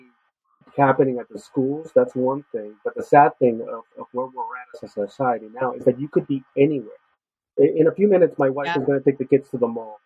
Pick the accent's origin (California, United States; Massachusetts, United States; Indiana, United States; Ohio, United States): California, United States; Los Angeles; moved away; I grew up in East LA, and so it was a rough part of town in the 80s in Los Angeles